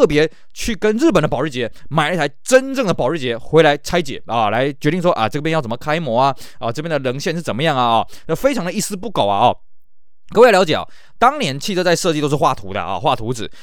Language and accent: Chinese; Taiwan; 因为我们台湾人在日本人眼中算是外国人嘛